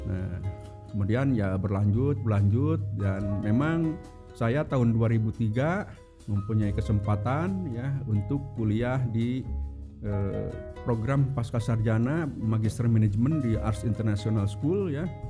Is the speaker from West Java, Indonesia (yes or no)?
yes; Garut, West Java, Indonesia; now in Bandung, Indonesia; eh, apa sekarang tinggal di Bandung ya tapi eh, sebelumnya saya aslinya dari Garut ya nah bahkan dari Garut pun kalau misalkan ada yang tahu itu kota Garut itu masih apa masih 11 kilo yaitu ke kecamatan Wanaraja